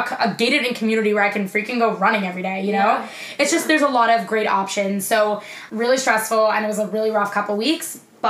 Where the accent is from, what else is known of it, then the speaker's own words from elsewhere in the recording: New York, United States; moved away as an adult; also born or lived in Florida; even if I move back to New York in the future, it's not gonna be back home.